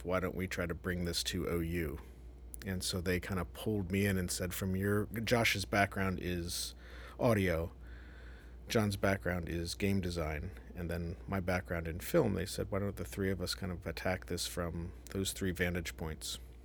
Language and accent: English; Columbus, Ohio, United States; moved away as an adult; also born or lived in Evanston, Illinois / New York, United States; I'm from Ohio, so I grew up in Columbus